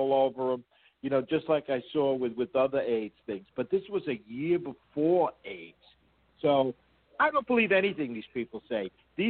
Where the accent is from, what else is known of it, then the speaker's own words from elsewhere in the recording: New York City, New York, United States; growing up in Manhattan